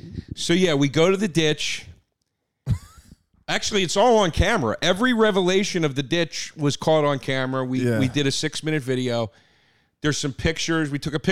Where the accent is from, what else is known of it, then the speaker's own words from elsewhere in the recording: Collegeville, Pennsylvania, United States; Phoenixville is the town next to the town I grew up in. I grew up in Collegeville, or sometimes it's called Trap.